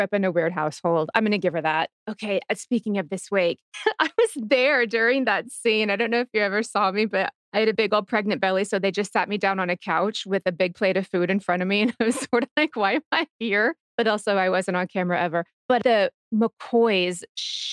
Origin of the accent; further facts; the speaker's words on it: Texas, United States; I'm from Texas and we didn't have a lot else to do besides